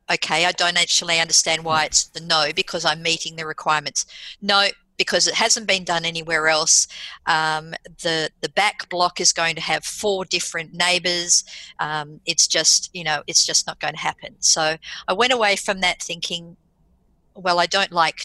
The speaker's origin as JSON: {"language": "English", "country": "Australia", "also_born_or_lived": "United Kingdom", "said": "As an Australian"}